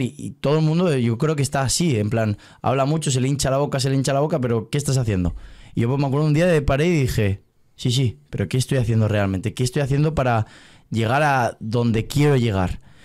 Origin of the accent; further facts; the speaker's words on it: Valencia, Valencian Community, Spain; yo soy de Valencia